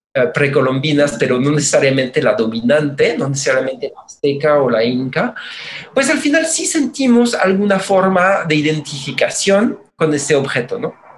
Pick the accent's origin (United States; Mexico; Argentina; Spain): Mexico; somos la nación mexicana